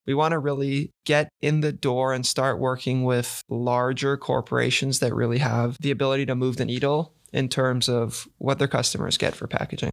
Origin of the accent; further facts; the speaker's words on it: San Diego, California, United States; moved away; growing up, I played tennis, I mean, I played tennis here, and right in front of my house in San Diego, we had a whole tennis club